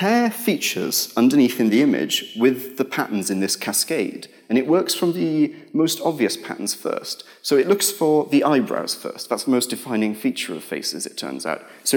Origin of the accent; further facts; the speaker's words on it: United Kingdom; we're British